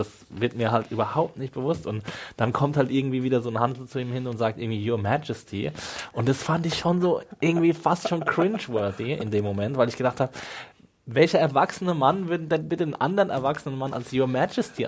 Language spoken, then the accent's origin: German; Rhineland-Palatinate, Germany